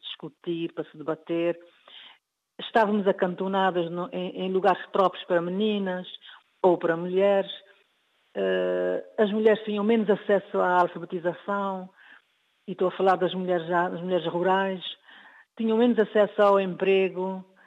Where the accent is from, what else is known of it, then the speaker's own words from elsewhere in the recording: Cape Verde; sou de Cabo Verde